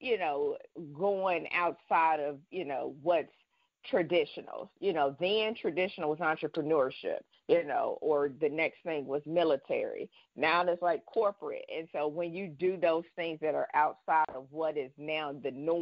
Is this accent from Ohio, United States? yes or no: yes; Dayton, Ohio, United States; growing up in Dayton